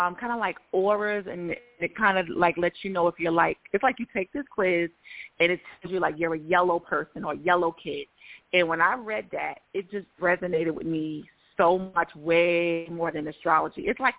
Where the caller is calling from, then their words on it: Georgia, United States; from Georgia.